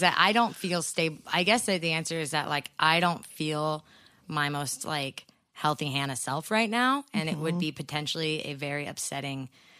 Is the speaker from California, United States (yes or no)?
yes; California, United States; we're Californian.